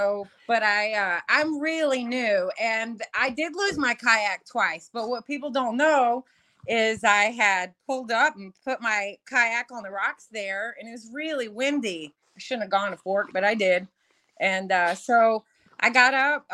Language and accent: English; Channelview, Texas, United States; I'm actually from Channelview, Baytown area